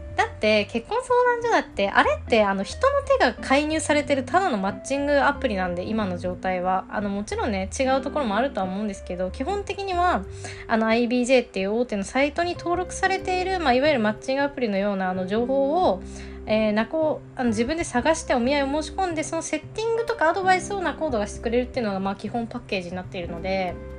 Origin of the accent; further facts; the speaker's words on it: Nagano, Japan; 私も長野県出身だから